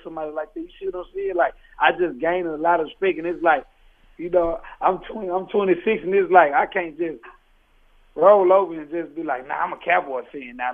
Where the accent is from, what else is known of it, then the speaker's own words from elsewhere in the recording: Fort Worth, Texas, United States; I'm from Fort Worth, Texas